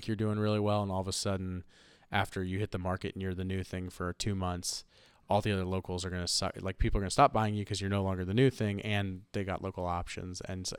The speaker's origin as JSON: {"language": "English", "region": "Ohio", "country": "United States", "said": "I'm from Ohio."}